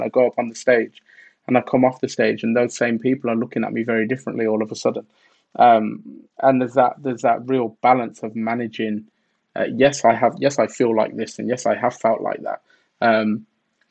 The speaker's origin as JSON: {"language": "English", "town": "Birmingham", "region": "West Midlands", "country": "United Kingdom", "tie": "born or raised there", "said": "growing up in Birmingham in England"}